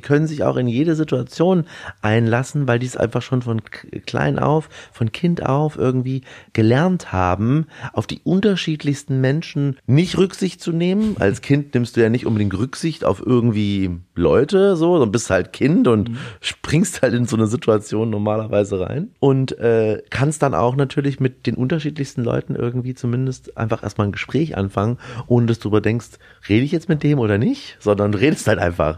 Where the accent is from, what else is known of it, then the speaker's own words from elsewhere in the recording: Erlangen, Bavaria, Germany; also born or lived in Mittweida, Saxony; now in Berlin, Germany; in Erlangen oder in Erlangen-Dexendorf bei, bei Nürnberg die Seberstuben übernommen. Und so bin ich eigentlich im Restaurant groß geworden